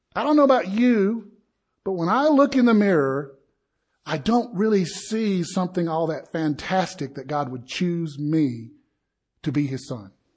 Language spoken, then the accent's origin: English; the South, United States; I am from the South